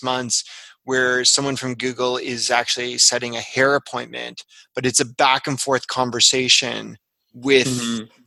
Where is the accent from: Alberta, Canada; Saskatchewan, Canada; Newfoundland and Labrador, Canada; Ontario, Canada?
Ontario, Canada; Toronto; I'm from Toronto